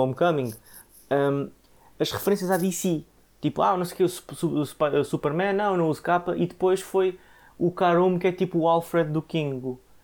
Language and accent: Portuguese; Portugal; como Tugas